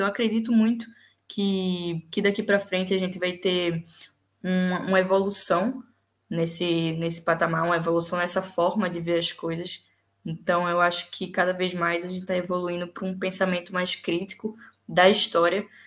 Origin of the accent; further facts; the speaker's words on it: Pernambuco, Brazil; now in Portugal; depois meu pai foi para Pernambuco e eu nasci em Pernambuco